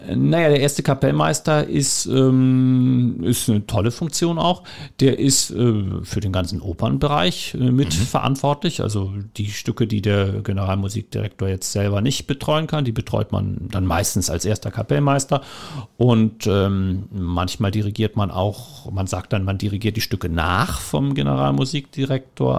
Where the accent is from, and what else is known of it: Hamburg, Germany; born or raised there; moved away as an adult; also born or lived in Kiel / Upper Franconia; now in Cottbus, Germany